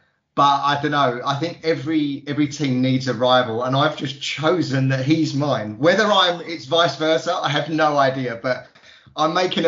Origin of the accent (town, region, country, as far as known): East of England, United Kingdom